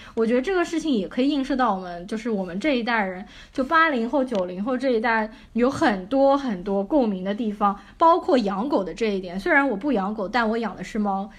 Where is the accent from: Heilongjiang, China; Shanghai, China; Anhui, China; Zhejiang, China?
Shanghai, China; accent: Shanghainese; 我在家里，我都是跟父母说上海话的